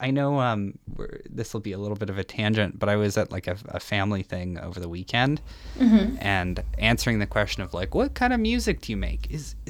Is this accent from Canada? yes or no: yes; Saskatchewan, Canada; now in Edmonton, Canada; I'm from Saskatchewan originally and I'm in Edmonton now. Mm. And part of the perk of growing up in like smaller cities or smaller music scenes